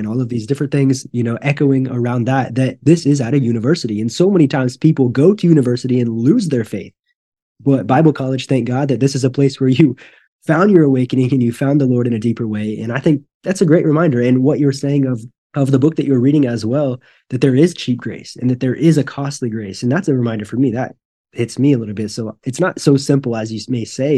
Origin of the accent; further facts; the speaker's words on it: Northwest Missouri, United States; now in Brazil; I grew up in Northwest Missouri, so, like, Maryville, Saint Joe